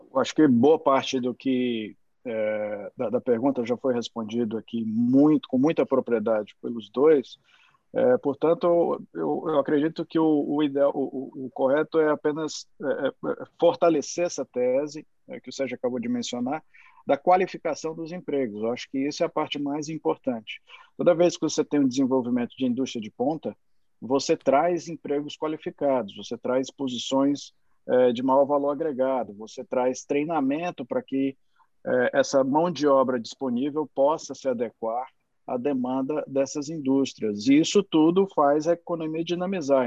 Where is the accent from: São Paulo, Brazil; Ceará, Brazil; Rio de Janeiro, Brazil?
Ceará, Brazil; como cearense